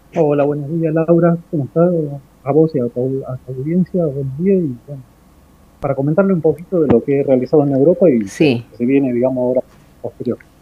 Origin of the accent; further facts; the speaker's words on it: Argentina; soy artista argentino